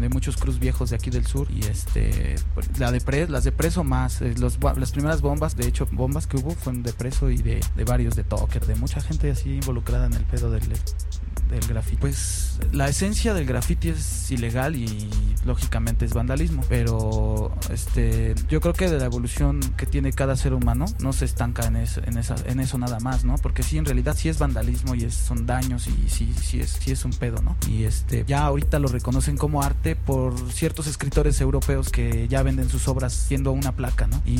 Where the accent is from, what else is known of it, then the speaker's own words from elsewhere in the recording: Guadalajara, Jalisco, Mexico; now in Mexico City, Mexico; yo este llegué a la ciudad, yo soy de Guadalajara y me trajeron aquí a la ciudad a los barrios de Pantitlán